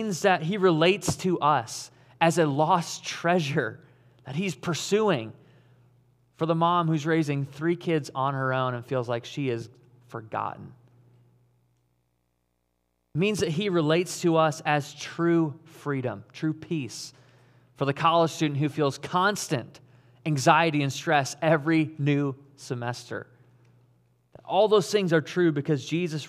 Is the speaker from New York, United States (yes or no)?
no; Caledonia, Michigan, United States; moved away as an adult; also born or lived in Auckland, New Zealand; I grew up in West Michigan. I grew up in Caledonia.